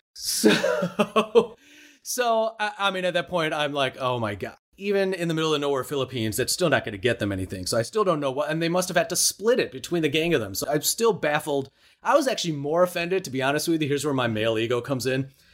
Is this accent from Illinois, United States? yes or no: yes; Chicago, Illinois, United States; I grew up in Chicago